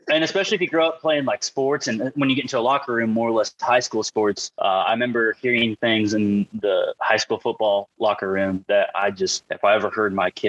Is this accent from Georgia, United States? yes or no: no; Parkville, Missouri, United States; it's a normal suburban town more than anything, and I say town because it's right outside of Kansas City.